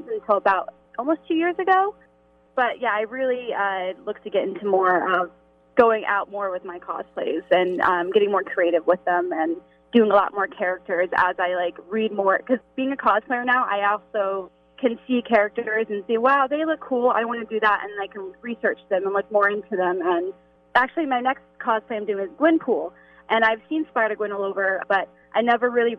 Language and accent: English; Kansas, United States; since I'm from Kansas